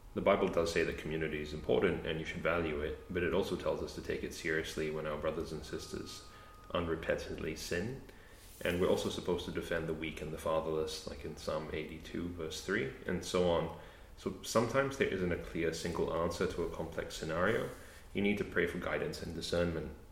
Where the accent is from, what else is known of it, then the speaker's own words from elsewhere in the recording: Australia; also born or lived in Canada; I grew up in Australia